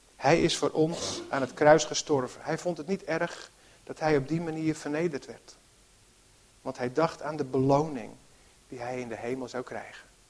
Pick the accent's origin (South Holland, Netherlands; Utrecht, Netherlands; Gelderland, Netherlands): Utrecht, Netherlands; Harmelen; In het dorp, Harmelen, waar ik ben opgegroeid, eh, niet zo ver hier vandaan